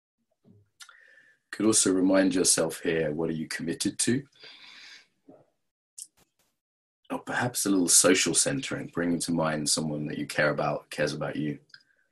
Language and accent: English; England, United Kingdom; I'm English